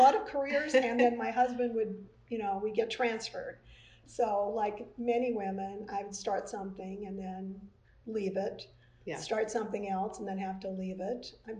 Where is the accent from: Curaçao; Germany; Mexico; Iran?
Curaçao; born there; also born or lived in Netherlands / England / Canada; I'm from all over. I was born in Curacao and moved to...